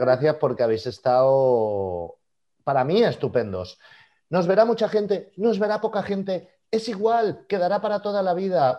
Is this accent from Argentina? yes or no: no; Catalonia, Spain; nosotros somos catalanes